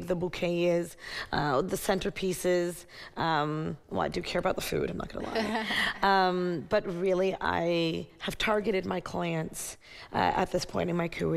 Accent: Toronto, Ontario, Canada; moved away as an adult; now in Montreal, Canada; I'm originally from Toronto

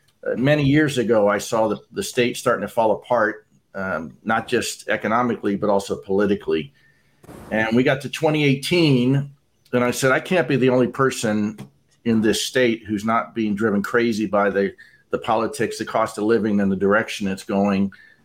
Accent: Florida, United States; moved away; also born or lived in California / Texas; I was born and raised in Florida, but moved to California in 1986.

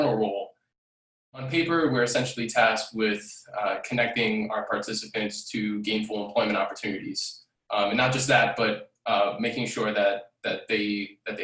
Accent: New York City, New York, United States; I'm a 29-year-old Bronx native, born and raised in the Bronx.

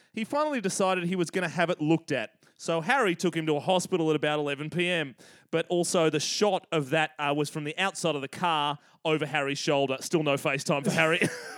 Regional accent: Sydney, New South Wales, Australia; because we're white and from the North Shore. Which, for any of our overseas listeners, the North Shore of Sydney, Australia is an incredibly waspy environment, very affluent, but yes, also very white.

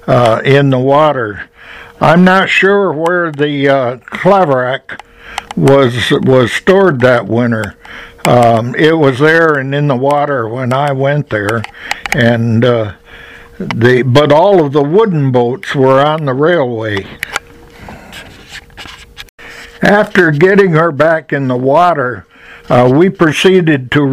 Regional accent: Henderson Harbor, New York, United States; also born or lived in Adams Center, New York; In 1946, I moved to Henderson Harbor

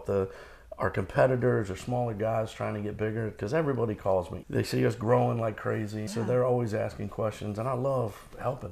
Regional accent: Norfolk, Virginia, United States; I grew up in Norfolk.

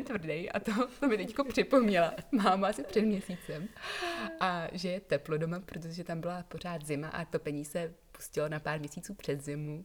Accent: Prague, Czechia; moved away as an adult; also born or lived in England; now in Czech Republic; potom jsem vyrůstala na Praze 7, kam jsem chodila i do školy a než jsem odjela do Anglie

